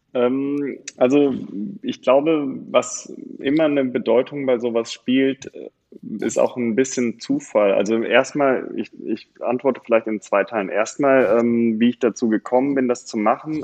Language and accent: German; Bonn, North Rhine-Westphalia, Germany; also born or lived in Cologne; now in Bergisches Land, Germany; ich habe meine Schulzeit und mein Studium in Bonn gelebt